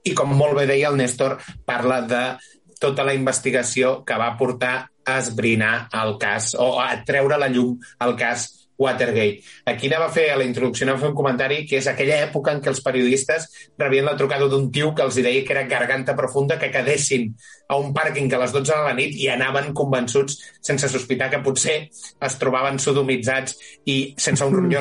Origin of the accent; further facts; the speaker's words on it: Catalonia, Spain; Soc molt català, jo.